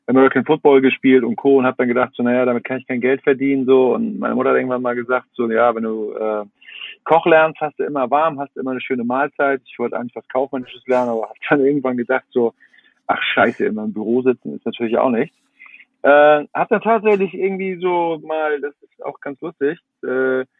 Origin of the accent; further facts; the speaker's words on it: Kiel, Schleswig-Holstein, Germany; jetzt als, als Kieler Jung, so fährt man mal nach Hamburg zu Christian Rach